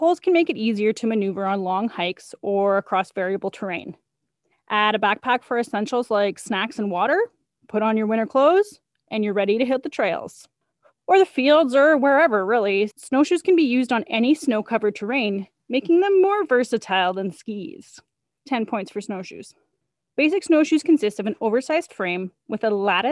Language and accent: English; Edson, Alberta, Canada; I grew up in Edson, Alberta